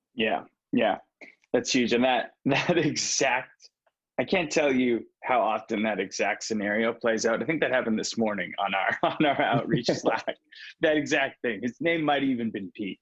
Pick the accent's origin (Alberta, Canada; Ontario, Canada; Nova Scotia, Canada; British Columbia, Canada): British Columbia, Canada; Vancouver; I'm from Vancouver.